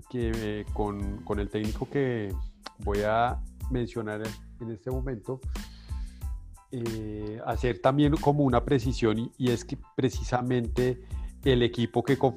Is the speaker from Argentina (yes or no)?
yes; Argentina; Sabemos, como argentino sabemos que tiene